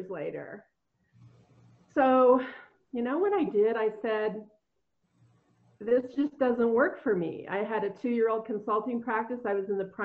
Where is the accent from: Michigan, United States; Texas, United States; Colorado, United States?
Colorado, United States; moved away; also born or lived in Minnesota; I was from Colorado